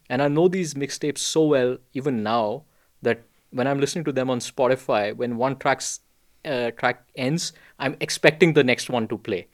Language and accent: English; India; I was born and raised in India